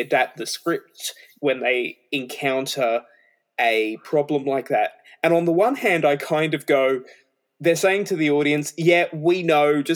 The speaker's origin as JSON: {"language": "English", "country": "Australia", "said": "I'm Australian"}